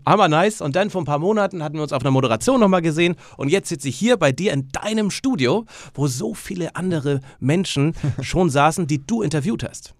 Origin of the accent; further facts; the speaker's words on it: North Frisia, Flensburg, Schleswig-Holstein, Germany; da wo ich herkomme, Nordfriesland, Flensburg oben